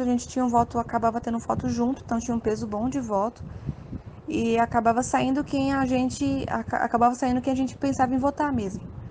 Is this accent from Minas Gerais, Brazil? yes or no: no; Aracaju, Sergipe, Brazil; sou de Aracaju